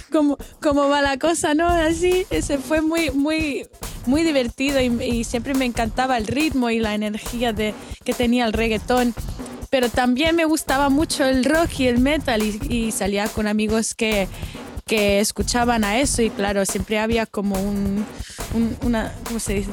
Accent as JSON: {"language": "Spanish", "town": "Barcelona", "region": "Catalonia", "country": "Spain", "tie": "born or raised there", "moved": "yes", "lives_now": "Melbourne, Australia", "said": "nací aquí en Melbourne, pero cuando tenía siete, mis padres y yo y mi hermano nos mudamos a, Barcelona, um, en España"}